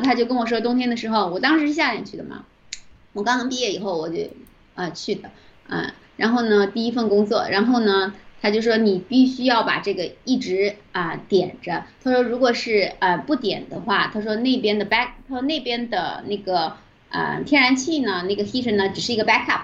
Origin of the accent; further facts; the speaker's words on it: southern China, China; moved away as an adult; also born or lived in Vancouver, Canada; now in Canada; 我是南方人